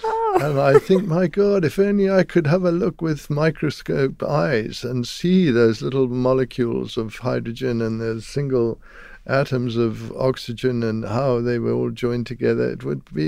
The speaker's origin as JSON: {"language": "English", "country": "Zimbabwe", "said": "I come from Zimbabwe, and I went to school there."}